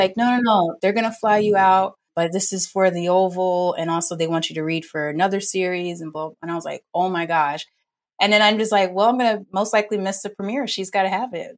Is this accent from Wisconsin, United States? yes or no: no; New Orleans, Louisiana, United States; moved away as an adult; also born or lived in North Carolina; now in Los Angeles, United States; I'm originally from New Orleans and went to New Orleans Center for Creative Arts